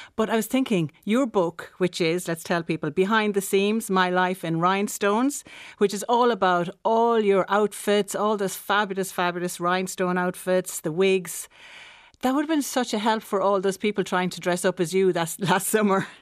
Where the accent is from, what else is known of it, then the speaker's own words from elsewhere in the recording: Listowel, Munster, Ireland; my hometown, which is Listowel in County Kerry